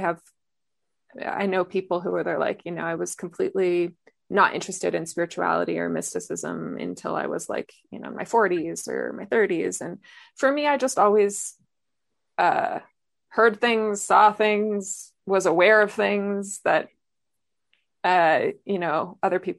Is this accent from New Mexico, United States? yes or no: yes; northern New Mexico, United States; I grew up in New Mexico, in northern New Mexico